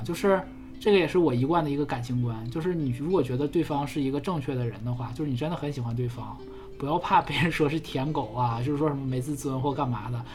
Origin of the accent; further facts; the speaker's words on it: China; 我们中国人